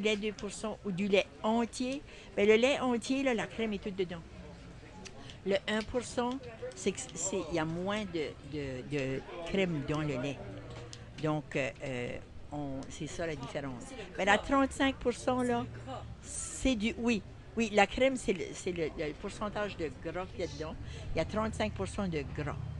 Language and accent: French; Saint-Louis-de-Kent, New Brunswick, Canada; Je viens de Saint-Louis-de-Kent